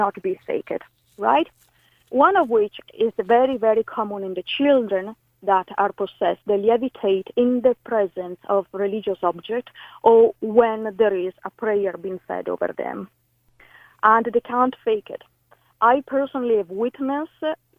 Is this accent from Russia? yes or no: no; Italy; English is a second language; now in Ireland